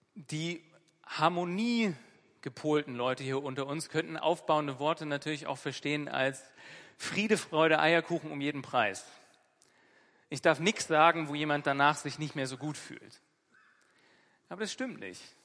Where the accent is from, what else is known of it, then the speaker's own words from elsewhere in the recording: Northern Germany, Germany; also born or lived in Bremen; der wortgewandte Norddeutsche, der ich bin